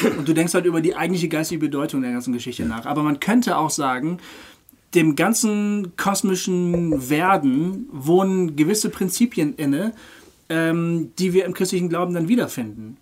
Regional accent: Germany; als Deutsche

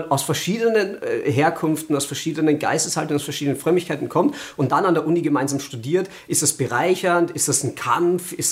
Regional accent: Austria; now in Germany; Ich bin ja Österreicher, also es

